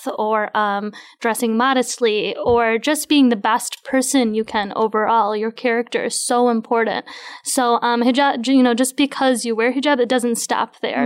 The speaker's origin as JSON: {"language": "English", "country": "United States", "tie": "born or raised there", "said": "I as well was grown up here"}